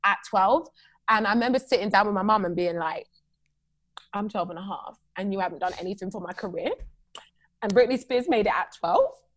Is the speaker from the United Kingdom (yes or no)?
yes; United Kingdom; moved away as an adult; now in United States; a Black girl from the UK